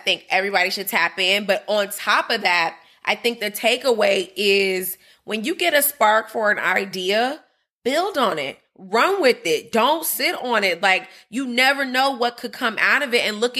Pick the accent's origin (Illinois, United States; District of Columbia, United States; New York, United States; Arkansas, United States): Illinois, United States; Chicago; my hometown.